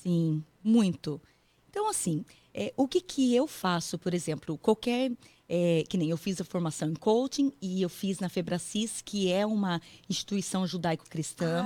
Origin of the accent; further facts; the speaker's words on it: Paraná, Brazil; moved away as an adult; also born or lived in São Paulo state, Brazil; now in United States; eu sou meio paranaense e meio paulista. Hum. É, porque eu nasci no estado de São Paulo, pessoal, mas eu morei muito tempo no Paraná.